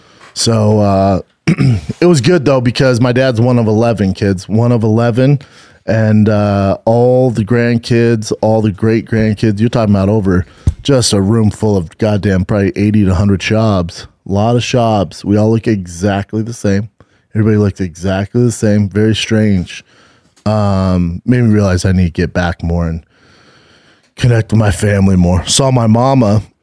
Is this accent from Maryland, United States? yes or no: no; Denver, Colorado, United States; now in California, United States; Your boy is fresh off the plane from my hometown of Denver, Colorado.